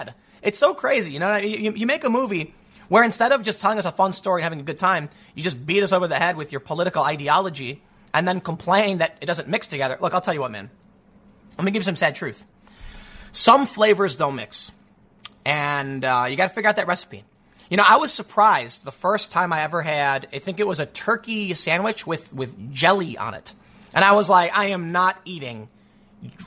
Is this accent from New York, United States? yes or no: no; Chicago, Illinois, United States; I grew up in the South Side